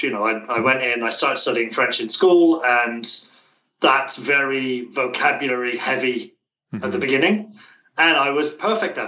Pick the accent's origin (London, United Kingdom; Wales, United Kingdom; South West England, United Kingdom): South West England, United Kingdom; Plymouth; moved away as an adult; now in Tokyo, Japan; I'm from a town called Plymouth. It's deep in the southwest